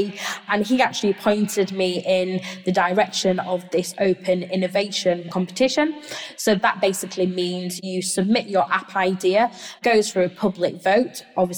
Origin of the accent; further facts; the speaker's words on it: Barnsley, Yorkshire and the Humber, United Kingdom; moved away as an adult; also born or lived in North East England / Boston, United States; I moved away from Yorkshire. I moved away from my hometown, which is Barnsley, up into the Northeast, and spent quite a few years up there.